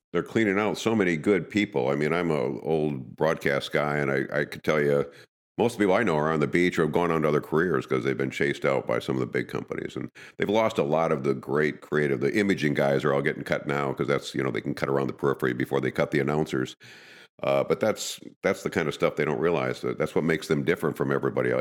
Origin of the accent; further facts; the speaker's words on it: Madison, United States; I grew up in Madison